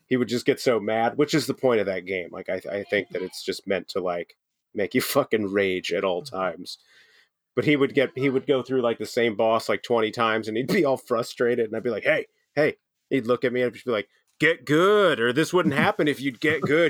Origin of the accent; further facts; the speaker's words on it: United States; as an American